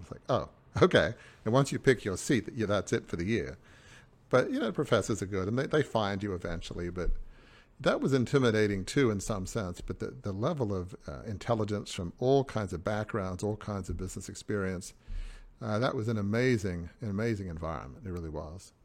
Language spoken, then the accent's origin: English; Sydney, New South Wales, Australia; I grew up in a hundred and fifty-year-old, uh, family media dynasty in Sydney